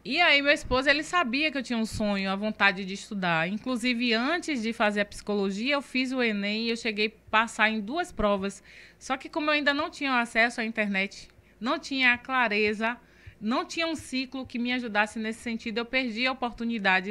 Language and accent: Portuguese; Camaçari, Bahia, Brazil; born or raised there